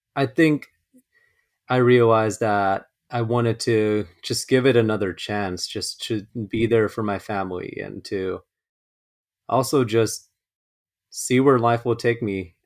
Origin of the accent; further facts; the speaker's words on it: Los Angeles, California, United States; I was born and raised in Los Angeles, uh, first generation